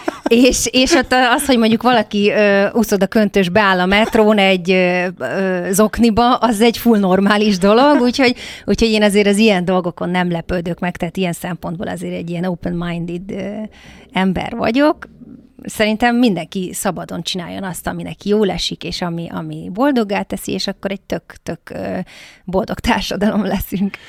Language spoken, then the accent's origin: Hungarian; Hungary; moved away; magyarként kikerülni külföldre